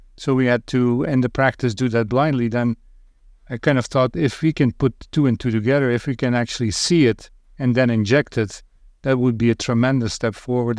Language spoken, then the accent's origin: English; Roeselare, Flanders, Belgium; moved away as an adult; also born or lived in Northville, Michigan, United States; now in United States; I lived in Belgium for thirty-three years, and then moved to the United States